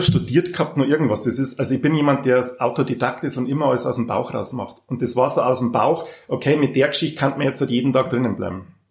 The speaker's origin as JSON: {"language": "German", "town": "Passau", "region": "Bavaria", "country": "Germany", "tie": "born or raised there", "also_born_or_lived": "Auerbach", "said": "ich bin katholisch behütet, brav in Passau aufgewachsen."}